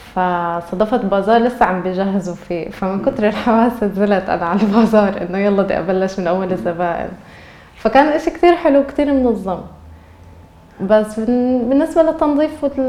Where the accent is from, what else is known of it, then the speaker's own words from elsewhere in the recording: Nablus, West Bank, Palestine; moved away as an adult; now in Istanbul, Turkey; انا مدينتي نابلس